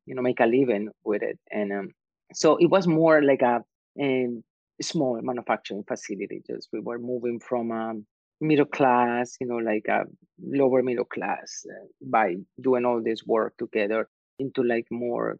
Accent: Medellín, Antioquia, Colombia; English is a second language; moved away as an adult; now in New York, United States; I was born in Medellin, Colombia, which is a textile industry mecca in Latin America. And my family also in the manufacturing business. So I grew up among fabrics and sewing machines and cutting.

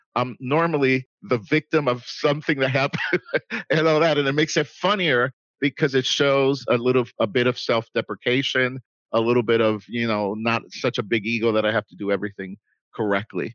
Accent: Puerto Rico; moved away as an adult; also born or lived in New York City, United States; now in Dallas, United States; I was born in New York City from Puerto Rican parents. My parents decided to move to Puerto Rico when I was 9 years old. I moved back to the States. They still live in Puerto Rico when I was 19. So I lived in Puerto Rico for 10 years.

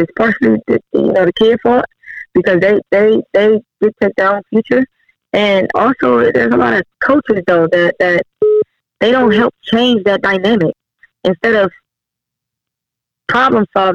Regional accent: Cleveland, Ohio, United States; born or raised there; moved away as an adult; also born or lived in Helsinki, Finland / Wiesbaden, Germany

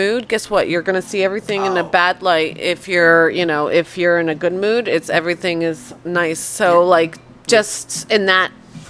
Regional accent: Poland; born there; and I was born in Poland

